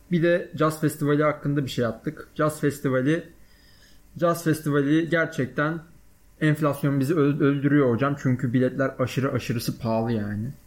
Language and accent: Turkish; Balıkesir, Turkey; Aslan Balıkesirliyim. Bu önemli bilgi. Onun dışında işte doğma büyüme Balıkesirliyim. 18 yaşıma kadar Balıkesir'de yaşadım.